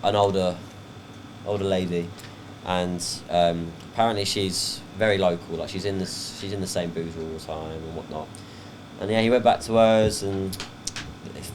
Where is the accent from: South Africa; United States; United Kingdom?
United Kingdom; England; now in Perth, Australia; I'm from down south